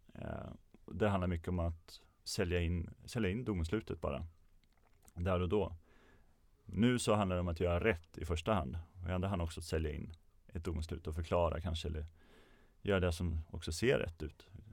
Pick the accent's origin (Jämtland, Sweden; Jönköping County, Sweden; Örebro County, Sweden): Örebro County, Sweden; Örebro; Jag kommer från Örebro så det var i Närke med omnejd